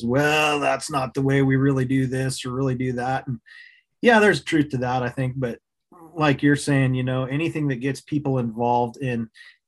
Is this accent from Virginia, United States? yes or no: no; Fairbanks, Alaska, United States; also born or lived in Anchorage, Alaska; I grew up in Alaska. I was born in Anchorage, Alaska, and moved to Fairbanks shortly thereafter.